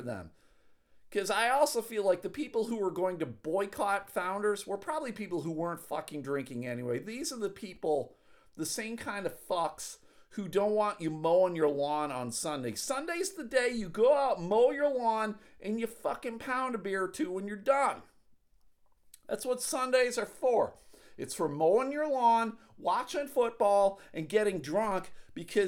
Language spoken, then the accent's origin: English; Buffalo, New York, United States; moved away; my hometown of Buffalo, New York.